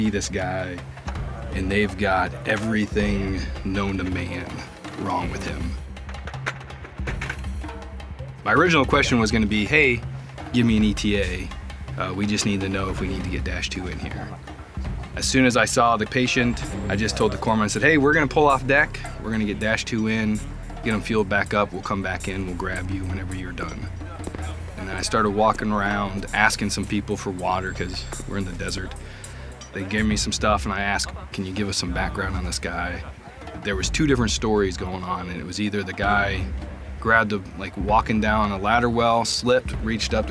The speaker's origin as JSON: {"language": "English", "town": "Conneaut", "region": "Ohio", "country": "United States", "said": "I'm originally from Conneaut, Ohio."}